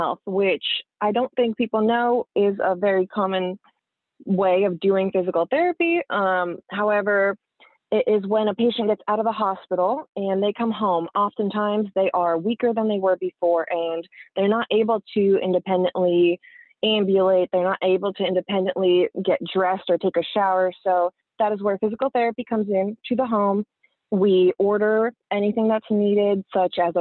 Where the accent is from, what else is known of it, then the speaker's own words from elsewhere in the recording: New Jersey, United States; also born or lived in Siberia, Russia / Boston; we grew up in New Jersey